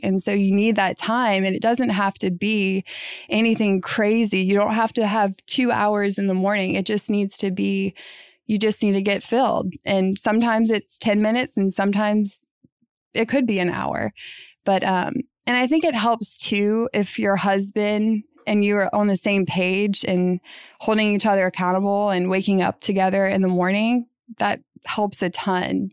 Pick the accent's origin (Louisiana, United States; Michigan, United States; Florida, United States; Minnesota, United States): Louisiana, United States; New Orleans; I was born and raised in New Orleans